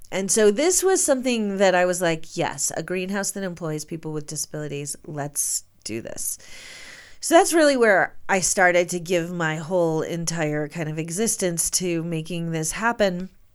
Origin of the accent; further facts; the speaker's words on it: Michigan, United States; moved away as an adult; also born or lived in New York City; now in Jackson, United States; We're both from Michigan